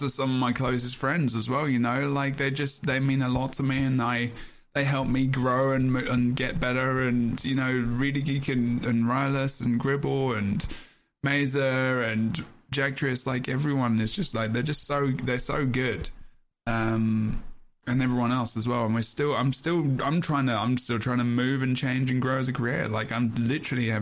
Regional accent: London, United Kingdom; I'm from London

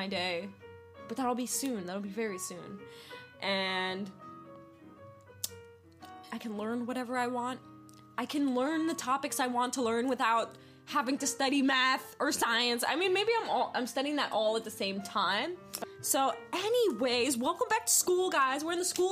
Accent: East Coast, United States; moved away; also born or lived in New York / Pennsylvania; I'm originally from the East Coast, so I've lived in New York, I lived in Pennsylvania

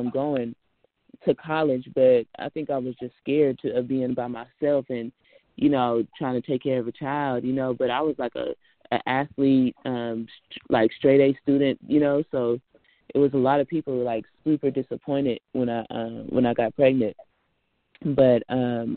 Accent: Richmond, California, United States; I'm from Richmond, Rich City, California.

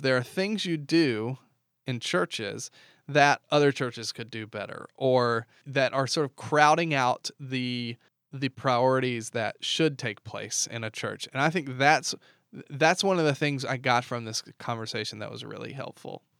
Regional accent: the South, United States; I grew up in the South where all my friends went to church

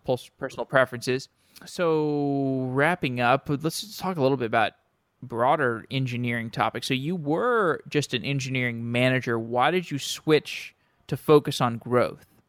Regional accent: Austin, Texas, United States; moved away; I'm from Austin.

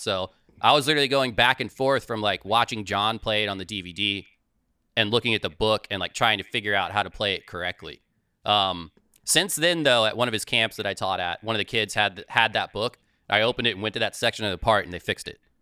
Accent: Manassas, Virginia, United States; I am originally from Northern Virginia

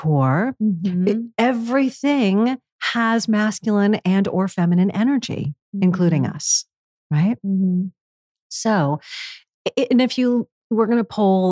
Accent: New York City, New York, United States; New York City, again, my hometown

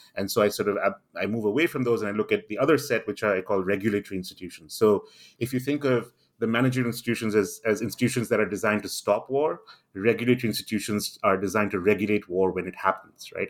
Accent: India; moved away as an adult; also born or lived in Singapore; now in London, United Kingdom; I grew up in India

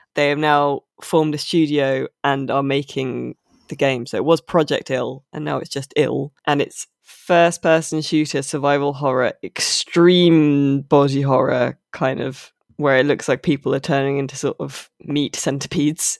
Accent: United Kingdom; as a Brit

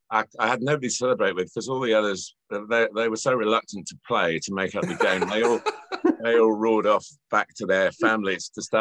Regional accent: Chester, North West England, United Kingdom; born there; I was born in Chester, although I haven't lived in the Northwest much

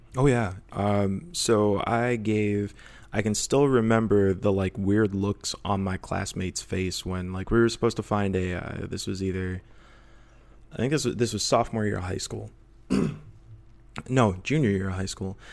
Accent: Rockford, Illinois, United States; now in Portland, United States; I'm from Northern Illinois originally, and, uh, I was, uh, uh, raised in, uh, Rockford

